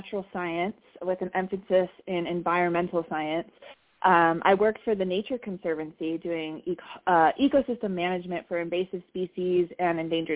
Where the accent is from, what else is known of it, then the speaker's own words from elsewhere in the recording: California, United States; I grew up in California with cannabis being legal practically my entire life